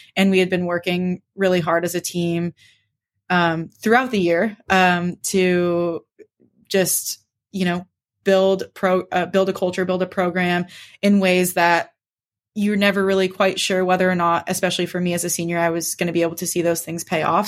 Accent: San Carlos, California, United States; now in Claremont, United States; I grew up on the peninsula. Um, most people are vaguely familiar with uh, Redwood City, Palo Alto area. It's about 30 to 40 minutes south of San Francisco. Um, so, as you read, I went to Sequoia High School, which is a big public school right in the middle of Redwood City and grew up in a town just north of there called San Carlos

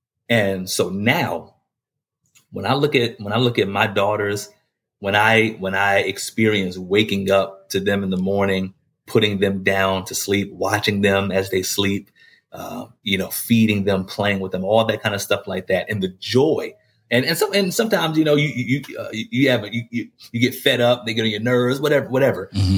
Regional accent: Maryland, United States; born or raised there

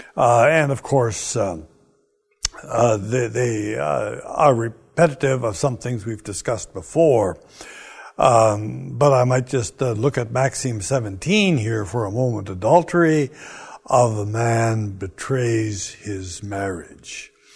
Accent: Canada; I'm Canadian

